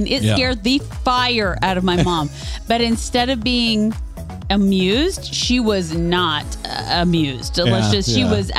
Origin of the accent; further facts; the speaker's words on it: Northeast Kansas, United States; But we are from Northeast Kansas.